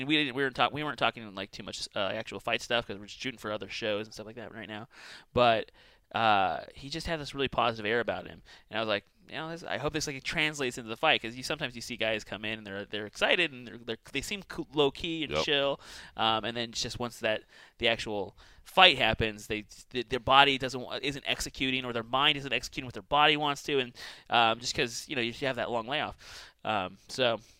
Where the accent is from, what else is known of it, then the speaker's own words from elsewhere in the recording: California, United States; now in Boise, United States; I spent like 15-ish years, and I was originally from California, and it had been ingrained in me that it's Boise, Boise, Boise.